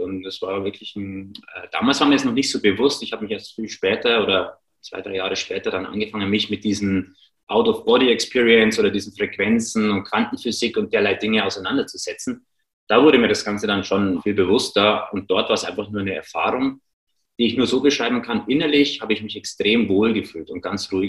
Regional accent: Regensburg, Bavaria, Germany; moved away; also born or lived in Ingolstadt; ich komme ursprünglich aus Regensburg

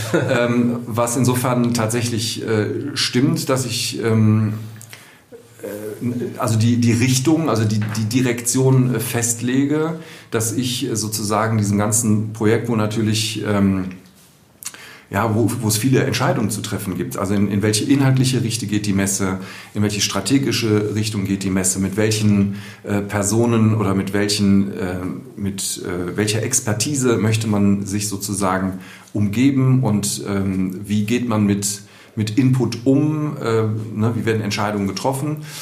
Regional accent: Düsseldorf, North Rhine-Westphalia, Germany; moved away as an adult; now in Cologne, Germany; ich bin in, in Düsseldorf geboren, 1970, auch hier in Düsseldorf aufgewachsen, zur Schule gegangen

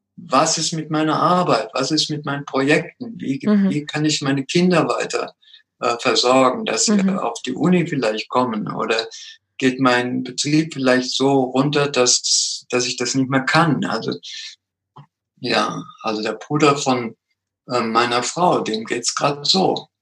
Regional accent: Germany; also born or lived in Peru; bin als kleiner Junge dreijährig nach Deutschland gekommen

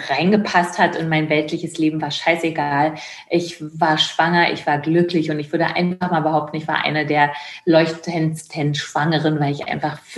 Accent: Caucasus, Russia; now in Germany; also Russland und äh, Kaukasien, da wo ich herkomme, ist wirklich sehr verschieden von Deutschland.

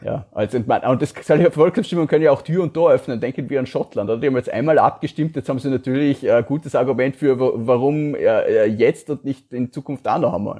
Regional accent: Feldkirch, Vorarlberg, Austria; Ich bin ja Vorarlberger

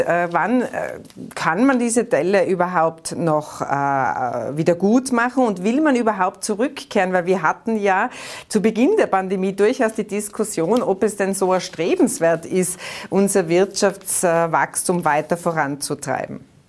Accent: Austria; Bei uns in Österreich

